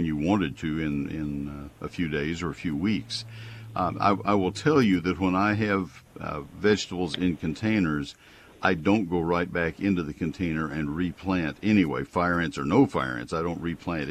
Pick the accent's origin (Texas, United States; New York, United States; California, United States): Texas, United States; I grew up in Texas